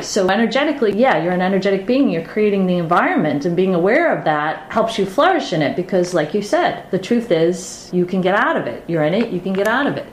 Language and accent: English; Boston, Massachusetts, United States; we're from Boston